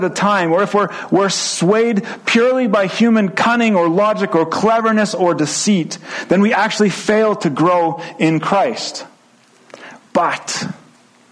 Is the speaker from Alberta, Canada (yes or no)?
yes; Edmonton, Alberta, Canada; I grew up in the German bilingual program in Edmonton